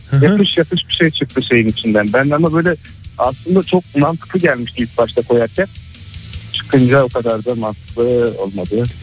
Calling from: Ankara, Turkey; ben Ankara'dan.

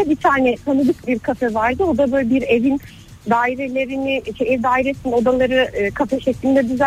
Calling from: Ankara, Turkey

